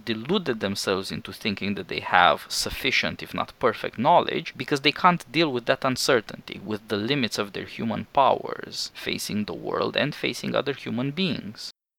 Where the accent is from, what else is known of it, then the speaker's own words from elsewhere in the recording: Kansas, United States; I grew up in Kansas, I'm as American as all